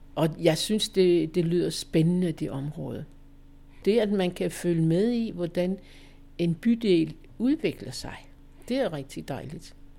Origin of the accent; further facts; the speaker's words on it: Holstebro, Central Denmark Region, Denmark; also born or lived in Valby; now in Hedehusene, Denmark; min hjemmeegn, hvor jeg kommer fra Holstebro-kanten